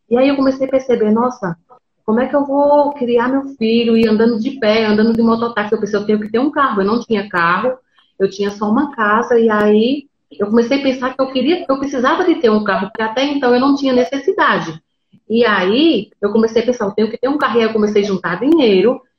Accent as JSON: {"language": "Portuguese", "region": "Pernambuco", "country": "Brazil", "said": "Então, eu sou do interior de Pernambuco. Eu digo que eu moro no interior dos interiores de Pernambuco."}